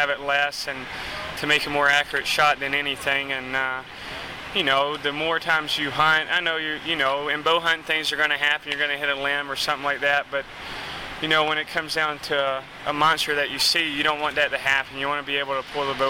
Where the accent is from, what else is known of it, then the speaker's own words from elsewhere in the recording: the South, United States; growing up down south and and the people that are there